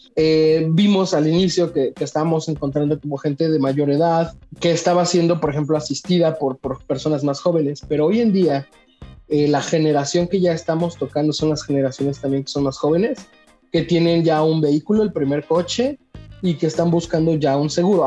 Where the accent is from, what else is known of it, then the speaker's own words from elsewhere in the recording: Mexico; creo yo que como mexicanos